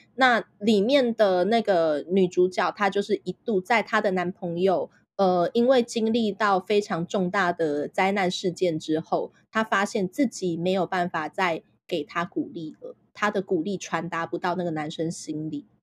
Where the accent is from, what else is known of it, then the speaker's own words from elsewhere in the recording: Taipei, Taiwan; 我就是出生在台湾，然后小地方，然后，呃，其实我是台北人啦